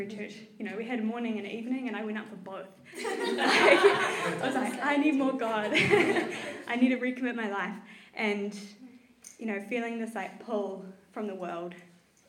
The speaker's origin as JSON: {"language": "English", "town": "Tauranga", "region": "Bay of Plenty", "country": "New Zealand", "tie": "born or raised there", "moved": "yes", "lives_now": "Wellington, New Zealand", "said": "I was born here in Wellington and then grew up in Tauranga"}